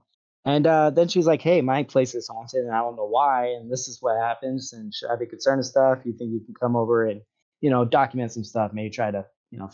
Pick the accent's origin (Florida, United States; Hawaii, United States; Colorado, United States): Hawaii, United States; I grew up in Hawaii